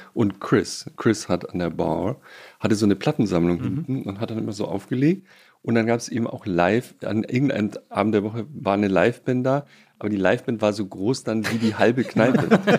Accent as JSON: {"language": "German", "region": "Baden-Württemberg", "country": "Germany", "also_born_or_lived": "Bonn / Munich", "moved": "yes", "said": "als Badener"}